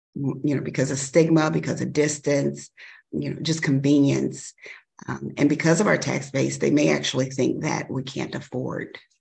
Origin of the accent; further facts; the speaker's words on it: Chicago, Illinois, United States; also born or lived in Kankakee County, Illinois; I grew up in Chicago